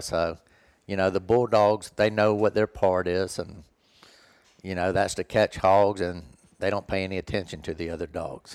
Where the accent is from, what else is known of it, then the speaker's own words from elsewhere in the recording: Florida, United States; Where I grew up in Florida, it was nothing but woods, basically, in our backyard